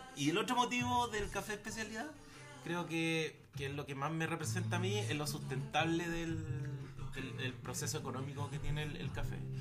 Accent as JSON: {"language": "Spanish", "region": "Valparaíso", "country": "Chile", "said": "soy de Valparaíso"}